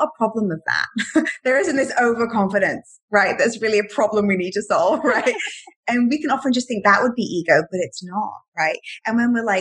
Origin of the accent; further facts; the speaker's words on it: England, United Kingdom; now in Miami, United States; I'm from England